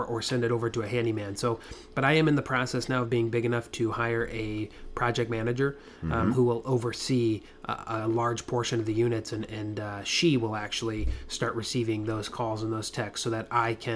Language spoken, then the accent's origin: English; Iowa, United States; now in Orlando, United States; my hometown there in Iowa, 3,000 people.